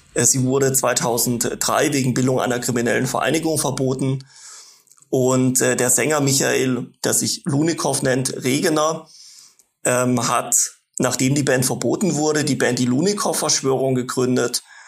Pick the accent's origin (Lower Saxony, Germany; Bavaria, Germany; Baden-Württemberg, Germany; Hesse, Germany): Baden-Württemberg, Germany; Ich bin in einem Dorf groß geworden im Nordosten von Baden-Württemberg